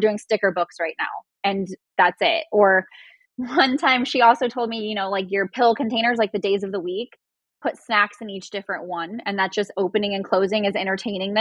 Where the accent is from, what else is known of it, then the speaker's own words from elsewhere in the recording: Inland Empire, California, United States; I grew up like in the Inland Empire.